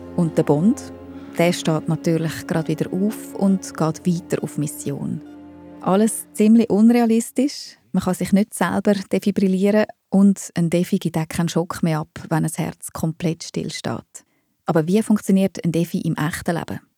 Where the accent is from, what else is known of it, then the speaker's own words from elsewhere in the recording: Switzerland; bei uns in der Schweiz macht es eben jeder Kanton ein bisschen anders